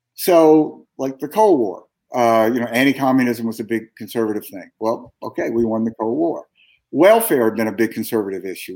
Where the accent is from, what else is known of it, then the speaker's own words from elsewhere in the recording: Jackson, Mississippi, United States; moved away as an adult; I grew up in Mississippi